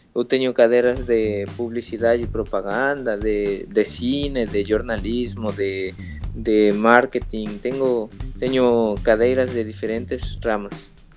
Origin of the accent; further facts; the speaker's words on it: Mexico City, Mexico; Portuguese is a second language; now in Cancún, Mexico; eu sou da Cidade do México, nasci na Cidade do México, eu moro em Cancún há uns 16 anos